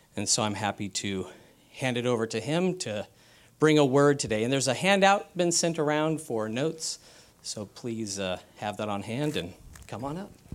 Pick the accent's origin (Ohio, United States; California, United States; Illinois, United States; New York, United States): California, United States; San Diego; I'm from San Diego. He was pastoring when I was a child. and we were, uh, in the East County of San Diego as well